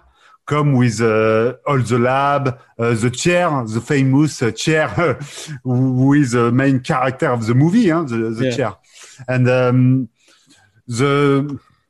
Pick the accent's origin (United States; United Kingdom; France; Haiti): France; accent: French; English is a second language